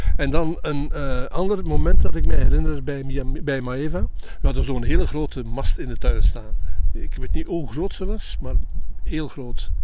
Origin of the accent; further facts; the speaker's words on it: Hamme, Flanders, Belgium; Dat is, eh, begonnen in de tijd bij Radio Forest in Hamme, vond ik voor mezelf, ehm, symbolisch en een heel speciale, eh, tijd en belevenis, omdat dat vanuit mijn geboortedorp ging